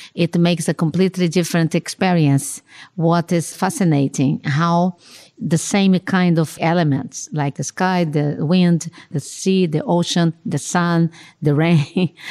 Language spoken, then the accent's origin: English; Rio de Janeiro, Brazil; I was born in Rio de Janeiro, no? And grew up there and, and works and lives there.